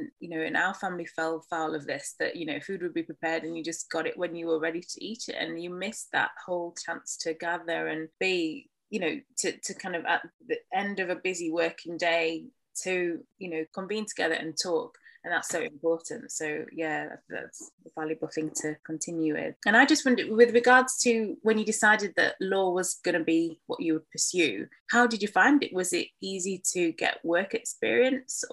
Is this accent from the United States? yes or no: no; Yorkshire and the Humber, United Kingdom; we grew up in East Yorkshire, the only black family in our small town